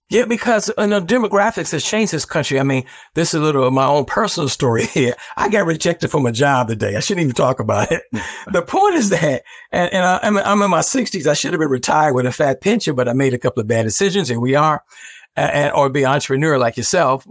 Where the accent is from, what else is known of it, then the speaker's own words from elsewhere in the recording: Chicago, Illinois, United States; you and I grew up with on the South Side of Chicago